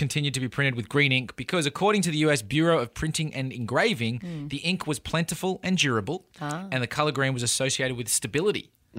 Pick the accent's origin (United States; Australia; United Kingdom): Australia; we're Australian